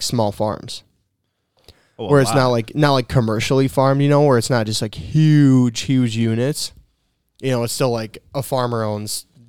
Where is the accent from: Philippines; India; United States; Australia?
United States; Minnesota; we're from Minnesota.